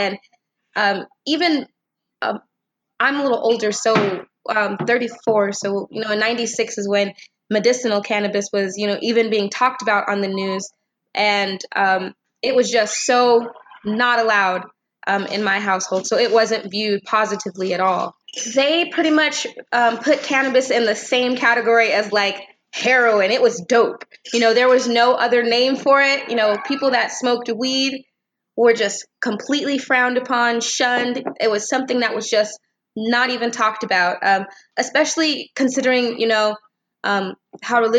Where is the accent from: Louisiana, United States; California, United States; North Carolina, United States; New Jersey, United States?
California, United States; Temecula; I'm from Temecula, California